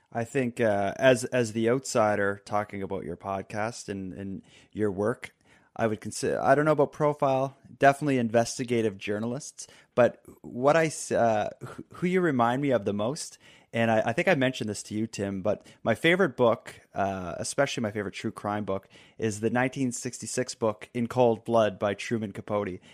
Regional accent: Halifax, Nova Scotia, Canada; my hometown of Halifax

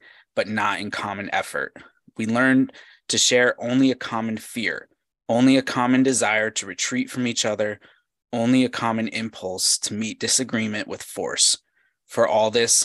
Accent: United States; my experience as an American

